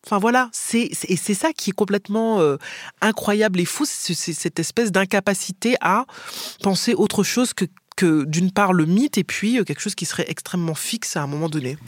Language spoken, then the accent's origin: French; Martinique; moved away; Je viens des Antilles